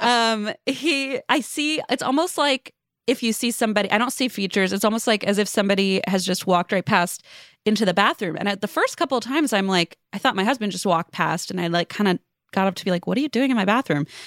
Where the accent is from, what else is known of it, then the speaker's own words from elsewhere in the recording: Cincinnati, Ohio, United States; moved away as an adult; also born or lived in Los Angeles; now in Northern Kentucky, United States; I moved back to my hometown of Cincinnati during COVID, but, uh, it's Northern Kentucky area.